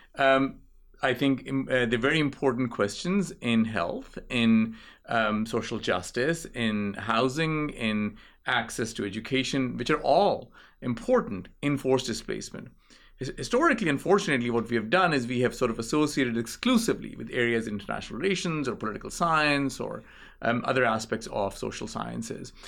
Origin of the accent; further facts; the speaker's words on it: Islamabad, Islamabad Capital Territory, Pakistan; moved away; I grew up in Islamabad